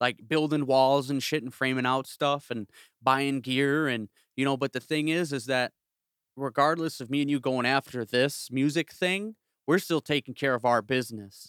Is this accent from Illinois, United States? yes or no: yes; South suburbs of Chicago, Illinois, United States; now in Northwest Indiana, United States; I'm from the South Burbs of Chicago. I'm from s, the seven oh eight. I grew up thirty minutes south of s, the city